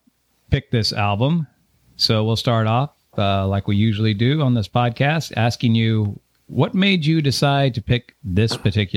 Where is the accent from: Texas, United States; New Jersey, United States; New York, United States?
Texas, United States; West; now in Austin, United States; And I'm from West Texas.